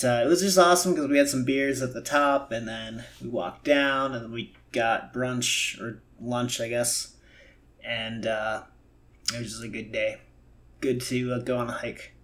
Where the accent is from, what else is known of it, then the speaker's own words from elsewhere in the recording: Milwaukee, Wisconsin, United States; I'm obviously from Milwaukee